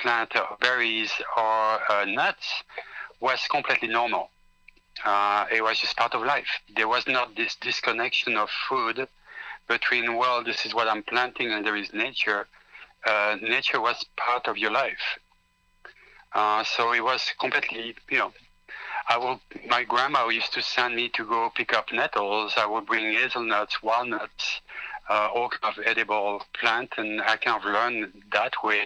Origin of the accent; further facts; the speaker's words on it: Belgium; now in Los Angeles, United States; I grew up in Belgium, and I still grew up pretty much like the 19th century